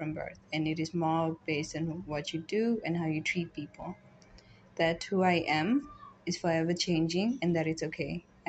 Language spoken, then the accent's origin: English; Burundi; I'm 22 and I'm from Burundi.